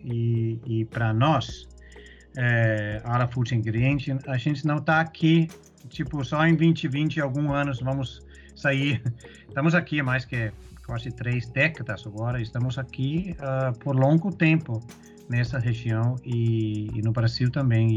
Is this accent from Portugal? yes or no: no; Denmark; Portuguese is a second language; moved away as an adult; also born or lived in Europe / Middle East; now in Brazil; eu sou dinamarquês